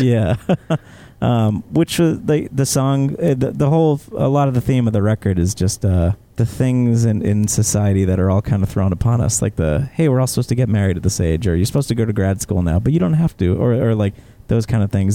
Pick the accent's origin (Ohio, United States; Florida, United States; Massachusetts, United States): Massachusetts, United States; South Shore; growing up in the South Shore